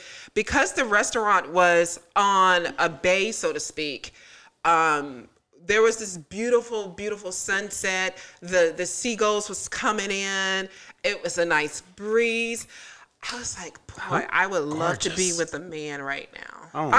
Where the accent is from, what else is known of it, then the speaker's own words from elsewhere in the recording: Tallahassee, Florida, United States; I love Tallahassee, but I'm not sure if we have a Michelin in Tallahassee.